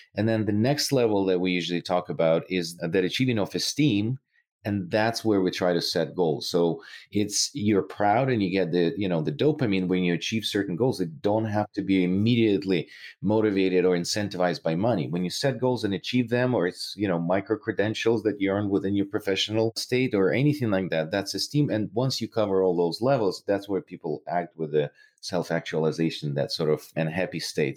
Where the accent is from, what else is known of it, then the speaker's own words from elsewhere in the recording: Ukraine; moved away; I'm originally from Ukraine